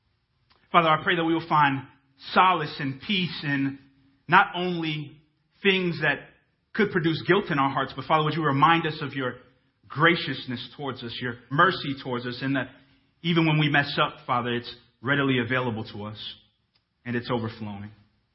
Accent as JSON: {"language": "English", "town": "Dhahran", "region": "Eastern Province", "country": "Saudi Arabia", "tie": "born or raised there", "said": "Those of you who have known me for some time now probably know that I was born in Dahran, Saudi Arabia. Yes, Saudi Arabia."}